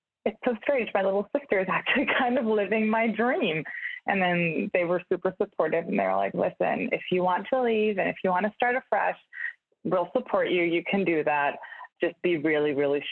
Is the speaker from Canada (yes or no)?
no; Munich, Bavaria, Germany; moved away as an adult; also born or lived in Budapest, Hungary / Hamburg, Germany; now in Brooklyn, United States; I'm originally from Munich in Germany